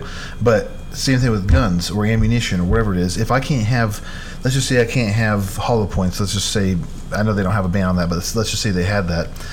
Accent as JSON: {"language": "English", "region": "Arizona", "country": "United States", "tie": "born or raised there", "said": "in Arizona, obviously that's where I grew up at."}